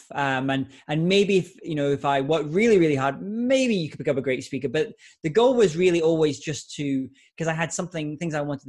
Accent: Scotland, United Kingdom; I was giving a lot of speeches in my home country of Scotland in the UK

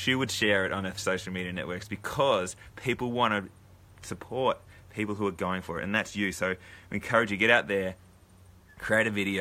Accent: Loddon Valley, central Victoria, Australia; when I was growing up in the Loddon Valley League when I played for Midiamo

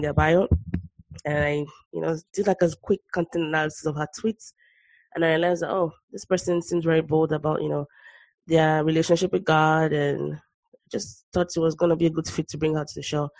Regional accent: Nigeria; I grew up in Nigeria

